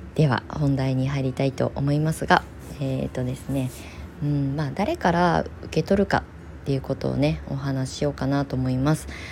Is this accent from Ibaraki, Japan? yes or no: yes; Kasama, Ibaraki, Japan; 同じ茨城県笠間市内に古民家バンクに登録してる家はあるんですよたくさんね。だけどその中でうちを紹介してくれた